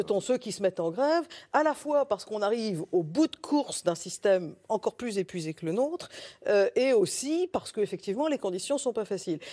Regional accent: France; en tant que Français

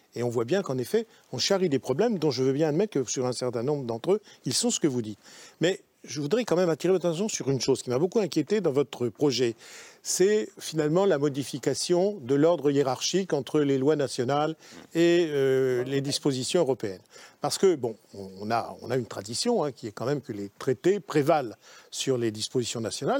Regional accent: France; on est français ensemble, hein, avec Mme Bastier, on est français

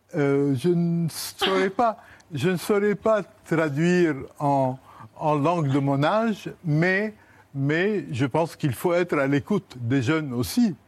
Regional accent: Lebanon; now in France; l'invité levantin que je suis

